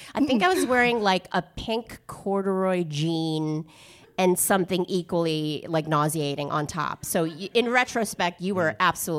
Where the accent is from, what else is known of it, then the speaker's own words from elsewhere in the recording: New York City, New York, United States; moved away; I'm excited to be in my hometown of New York.